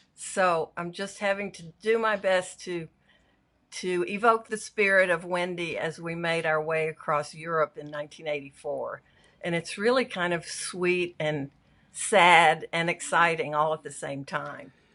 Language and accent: English; Arkansas, United States; also born or lived in San Francisco; now in Los Angeles, United States; I grew up in a little farming town in Arkansas